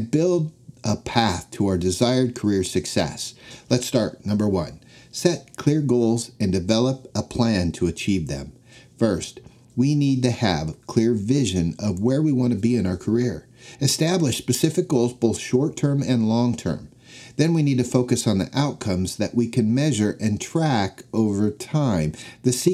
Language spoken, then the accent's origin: English; Denver, Colorado, United States; When I was a young boy growing up in Denver, Colorado, football and the Denver Broncos were my obsession